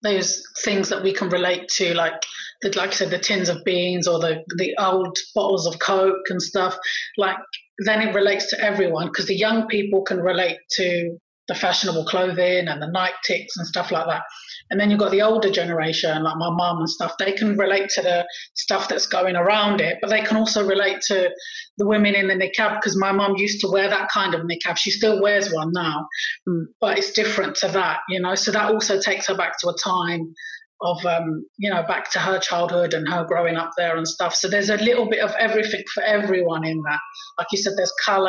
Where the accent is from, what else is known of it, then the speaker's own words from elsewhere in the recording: northern Morocco, Morocco; I'm from the North, which is the best